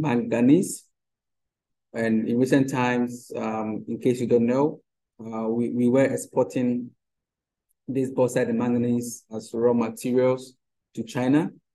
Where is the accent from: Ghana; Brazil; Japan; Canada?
Ghana; as a Ghanaian